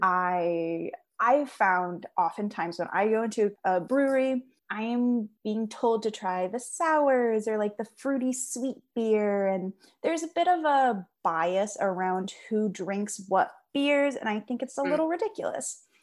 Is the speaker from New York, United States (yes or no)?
no; Seattle, Washington, United States; I'm from Seattle